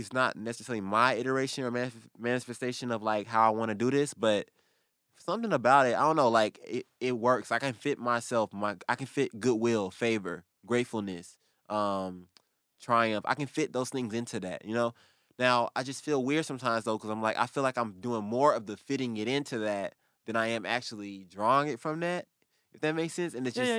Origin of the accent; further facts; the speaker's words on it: the South, United States; But I also feel like some weird comfort, like cultural comfort, because we're from the South, right?